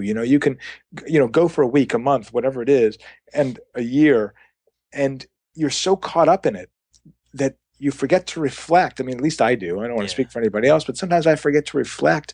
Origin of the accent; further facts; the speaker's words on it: St. Louis, Missouri, United States; now in Los Angeles, United States; I lived in St. Louis when I was at that age.